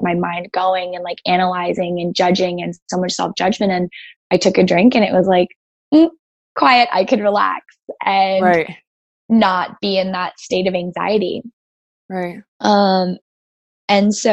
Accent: Greenwich, Connecticut, United States; I grew up on the East Coast in Greenwich, Connecticut

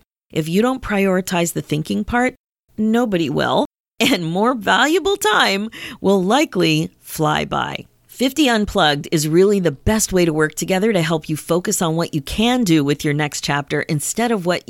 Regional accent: Pennsylvania, United States; my mom still lives in the house in town that I grew up in Pennsylvania.

